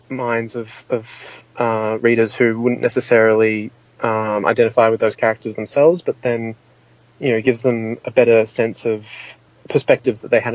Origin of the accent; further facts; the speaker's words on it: Sydney, New South Wales, Australia; I remember being 6 years old and playing on a playground growing up in Sydney.